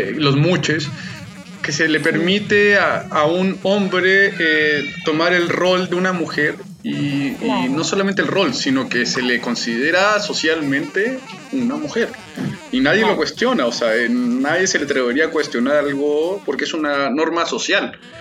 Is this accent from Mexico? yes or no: yes; Mexico; yo soy mexicano